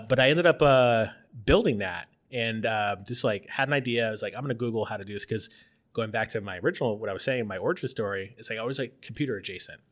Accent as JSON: {"language": "English", "area": "outside Tampa", "region": "Florida", "country": "United States", "tie": "born or raised there", "moved": "yes", "said": "I'm from Florida, I'm, grew up outside of Tampa"}